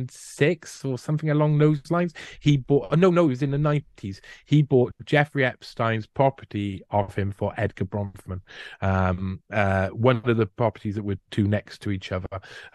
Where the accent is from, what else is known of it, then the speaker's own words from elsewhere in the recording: Wales, United Kingdom; I feel it being a Welshman. I feel Celtic.